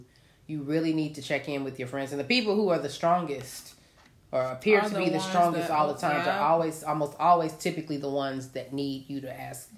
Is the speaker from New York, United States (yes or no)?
yes; New York, United States; moved away; I'm a New Yorker.